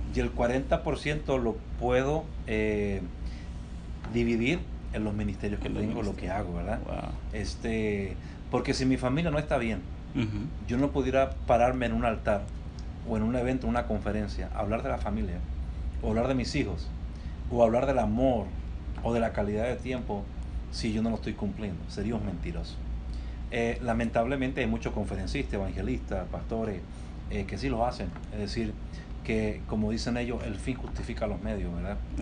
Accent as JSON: {"language": "Spanish", "country": "Chile", "tie": "born or raised there", "also_born_or_lived": "New York, United States", "moved": "as an adult", "lives_now": "Tempe, United States", "said": "yo soy una persona original de Chile, este, nací en Chile eh, y en el año 96 llegué a Estados Unidos."}